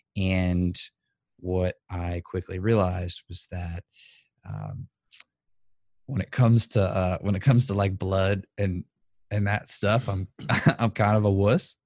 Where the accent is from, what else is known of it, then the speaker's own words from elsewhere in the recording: New Orleans, Louisiana, United States; born and raised in New Orleans, Louisiana. Still, still am here today.